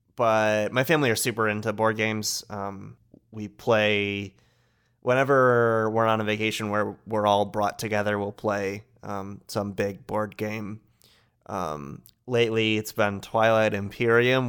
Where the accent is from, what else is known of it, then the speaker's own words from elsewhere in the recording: Michigan, United States; I'm from Michigan, so in college, played euchre a lot.